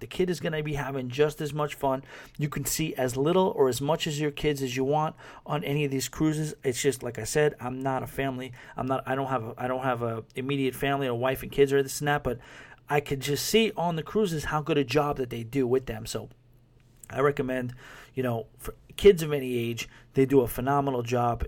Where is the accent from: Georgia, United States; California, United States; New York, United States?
New York, United States; New York City; moved away as an adult; now in West Palm Beach, United States; I'm a New Yorker